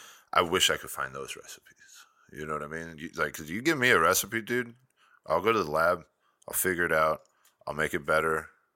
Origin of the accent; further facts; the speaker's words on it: Tucson, Arizona, United States; I came from Tucson.